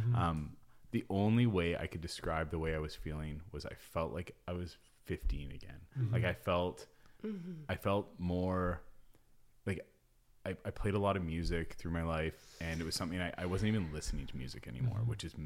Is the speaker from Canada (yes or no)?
yes; North Shore, British Columbia, Canada; I spent so much time growing up in the North Shore, up in the mountains